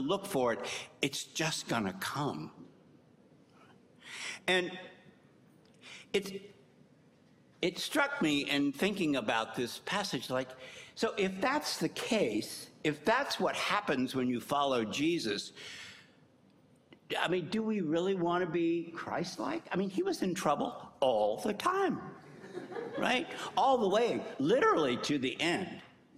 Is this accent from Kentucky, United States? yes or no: yes; Kentucky, United States; moved away; also born or lived in New Hampshire; I grew up in Kentucky